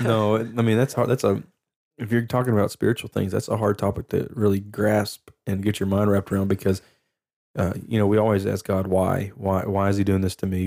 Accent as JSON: {"language": "English", "town": "Lufkin", "region": "Texas", "country": "United States", "said": "I'm from Lufkin"}